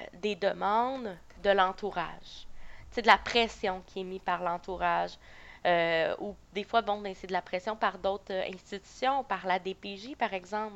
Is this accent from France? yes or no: no; Beauce, Quebec, Canada; moved away as an adult; also born or lived in Sherbrooke; je viens de la Beauce